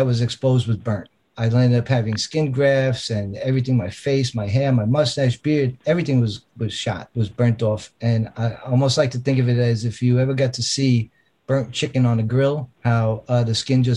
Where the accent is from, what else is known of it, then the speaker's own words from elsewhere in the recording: New York City, New York, United States; also born or lived in Long Island, New York; I was born in the Bronx, and we moved out to Long Island when I was 13 years old